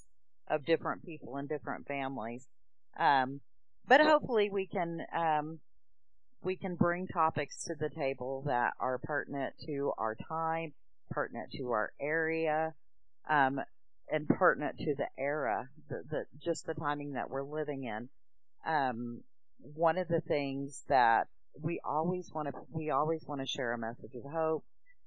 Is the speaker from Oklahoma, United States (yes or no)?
yes; Oklahoma, United States; moved away as an adult; now in Tennessee, United States; we're from Oklahoma originally. We've moved to Tennessee in 2013 near my husband's family.